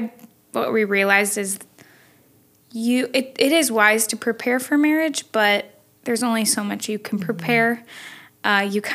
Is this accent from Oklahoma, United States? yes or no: no; Chicago, Illinois, United States; I grew up in the Chicago suburbs area. Grew up going to church.